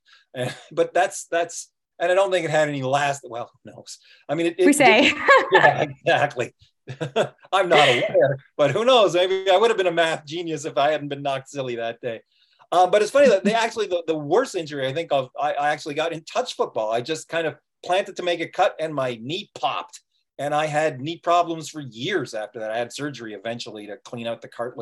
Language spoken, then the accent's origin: English; Toronto, Ontario, Canada; I'm from Toronto. I'm from Canada.